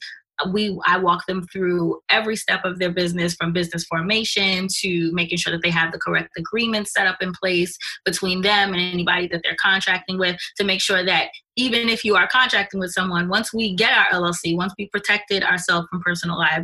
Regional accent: New York City, New York, United States; I'm also Jamaican, born and bred in Brooklyn. I'm from Canarsie originally

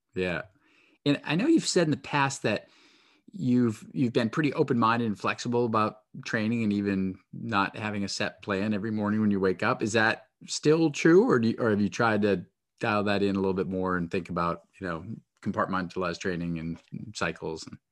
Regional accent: New Hampshire, United States; moved away; I grew up in New Hampshire, and then when I went away to school, people would tease me so much for my accent.

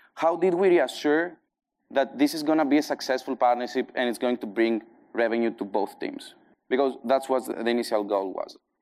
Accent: Greece; accent: Greek; English is a second language; also born or lived in Athens, Greece; my Greek accent. I now have a strong Greek accent

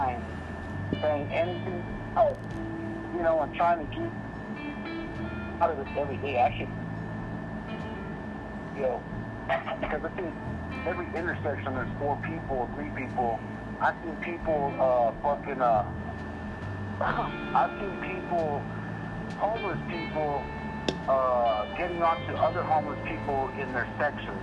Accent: Canyon, Texas, United States; also born or lived in Amarillo, Texas; we're family from Canyon

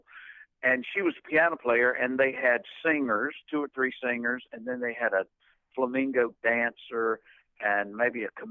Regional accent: Spartanburg, South Carolina, United States; also born or lived in Rock Hill, South Carolina; as a young five-year-old, we moved to Spartanburg

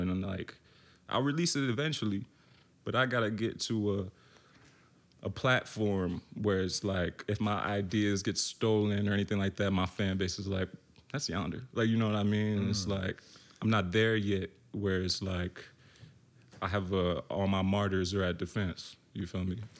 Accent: Baltimore, Maryland, United States; moved away as an adult; also born or lived in Richmond, Virginia; now in Brooklyn, United States; I'm from Baltimore, but I lived a year in Richmond

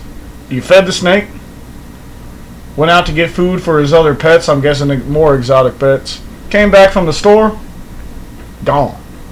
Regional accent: Texas, United States; I'm from Texas.

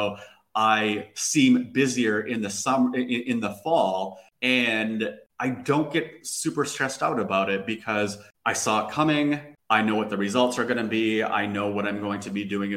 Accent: Minnesota, United States; moved away as an adult; now in Lisbon, Portugal; I'm from Minnesota

